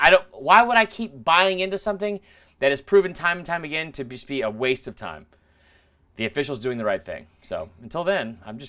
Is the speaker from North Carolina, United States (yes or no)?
no; Louisiana, United States; I'm from Louisiana.